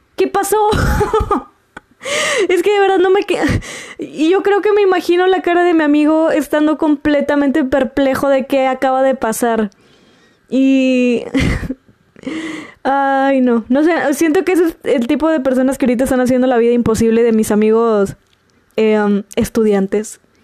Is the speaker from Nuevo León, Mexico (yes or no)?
yes; Monterrey, Nuevo León, Mexico; como regia